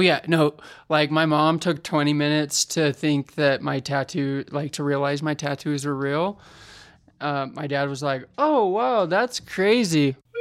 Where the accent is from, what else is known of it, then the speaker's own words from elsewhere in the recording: West Point, Utah, United States; moved away; Where I come from? West Point is where my parents live, which nobody normally knows where that's at. It's very far west.